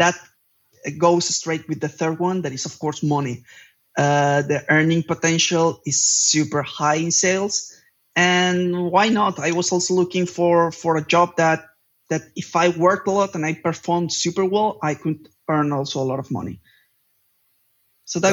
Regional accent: Palma, Balearic Islands, Spain; moved away as an adult; now in Barcelona, Spain; I just moved from my hometown, that is Palma de Mallorca, to Barcelona

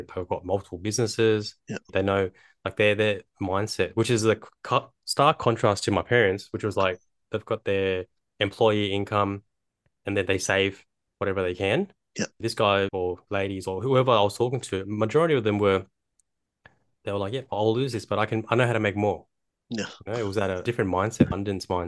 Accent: Sydney, New South Wales, Australia; I was born in Bankstown, southwest Sydney

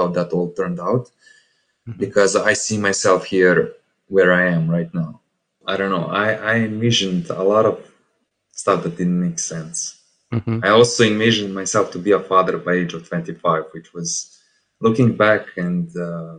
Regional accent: Serbia; English is a second language; I'm from Serbia

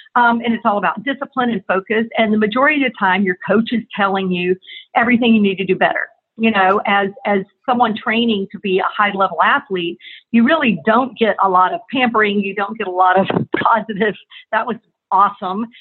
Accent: Tallahassee, Florida, United States; moved away as an adult; also born or lived in Atlanta, Georgia; I was from and born and raised in Tallahassee, Florida

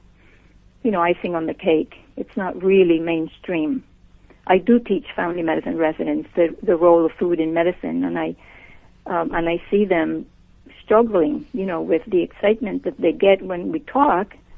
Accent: Puerto Rico; moved away; I was born and raised and educated in Puerto Rico

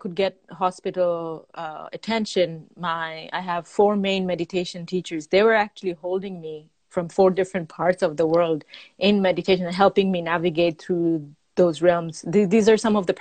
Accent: Bangladesh; I'm from Bangladesh

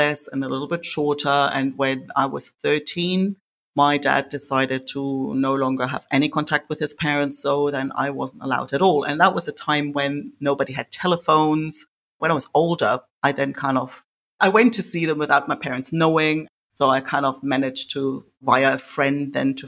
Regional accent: East Germany, Germany; I grew up in East Germany, behind the wall

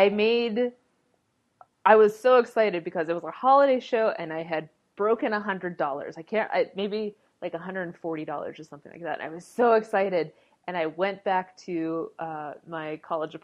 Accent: Pittsburgh, Pennsylvania, United States; I'm originally from Pittsburgh

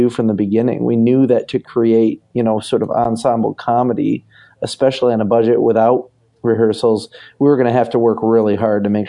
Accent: Michigan, United States; growing up in Michigan

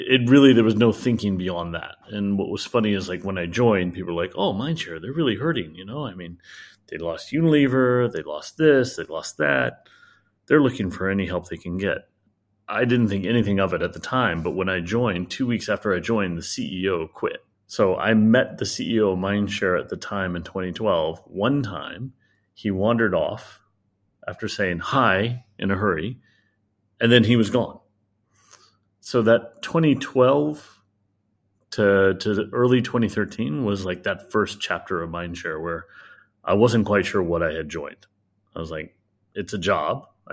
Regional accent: United States; now in Hong Kong; Nowhere. Take your pick of 14 cities and 7 states. Then I moved to Hong Kong.

